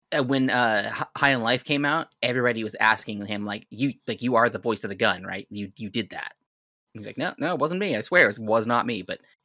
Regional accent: the Northwest, Pacific Northwest, United States; I'm from the Northwest.

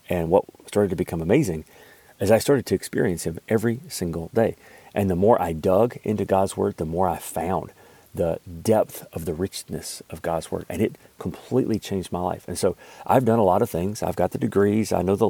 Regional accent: Alabama, United States; now in Kentucky, United States; I live in Kentucky. Hopefully you can't really tell with my accent. I do work on it because I don't want you to deduct like 10 IQ points. It is so crazy when people find out, like I'm actually from Alabama

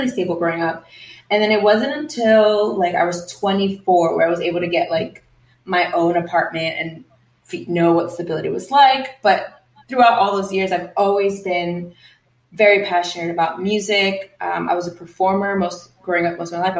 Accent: New York City, New York, United States; moved away as an adult; now in Los Angeles, United States; I was born and raised in Queens, New York, and I've lived there for most of my life.

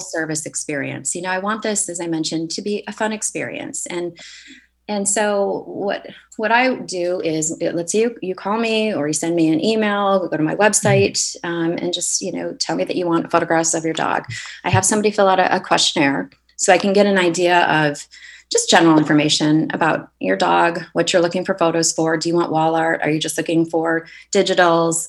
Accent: Michigan, United States; moved away as an adult; also born or lived in Chicago, Illinois; now in Santa Barbara, United States; I grew up in Michigan and spent uh, the last 20 years in Chicago.

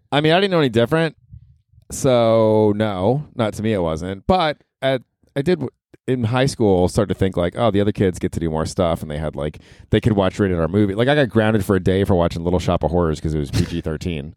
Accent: Florida, United States; also born or lived in Ohio; we're from Ohio, but I grew up in Florida

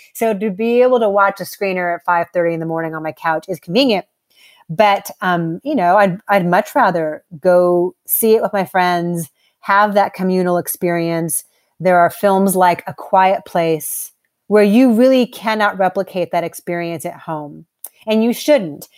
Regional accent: Los Angeles, California, United States; I had the the pleasure of growing up in Los Angeles

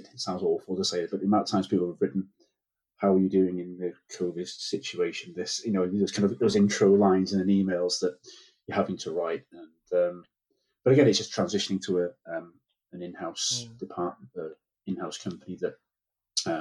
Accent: North Wales, United Kingdom; moved away; I'm from North Wales originally

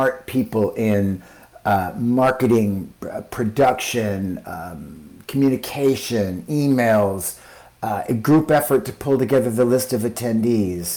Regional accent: Utah, United States; moved away; I grew up in Utah

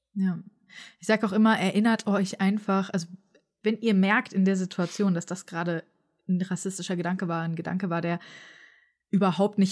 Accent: Frankfurt, Hesse, Germany; ich bin zum Beispiel in Frankfurt aufgewachsen.

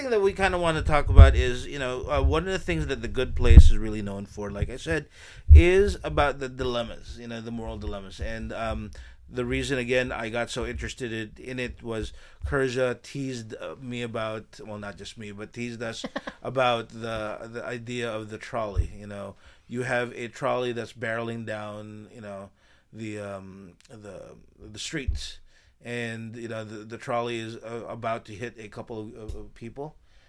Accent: Philippines; they think I'm Thai or something like that, or Cambodian or something, but I'm Filipino, and I have to stop.

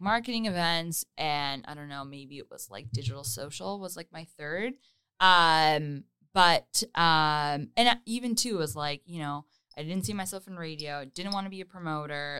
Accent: Hamilton, Ontario, Canada; moved away as an adult; now in Toronto, Canada; I was born and raised in Hamilton

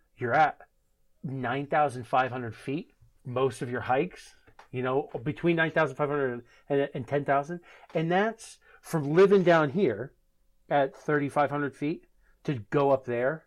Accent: Maine, United States; moved away; also born or lived in Washington; I'm growing up in Maine and hunting in Maine

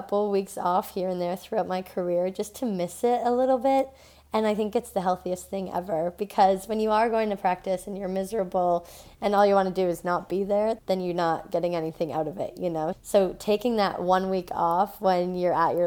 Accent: Thunder Bay, Ontario, Canada; I was raised in Thunder Bay, Ontario

